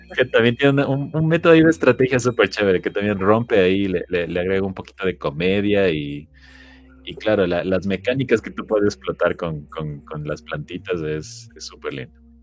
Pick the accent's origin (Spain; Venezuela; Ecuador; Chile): Ecuador; Yo soy de Ecuador